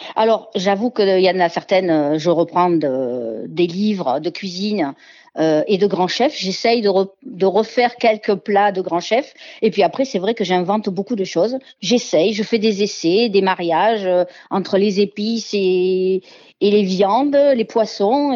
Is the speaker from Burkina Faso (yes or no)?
no; Marseille, Provence-Alpes-Côte d'Azur, France; also born or lived in Montélimar / Ardèche; je suis née à Montélimar, mais j'ai toujours vécu à Marseille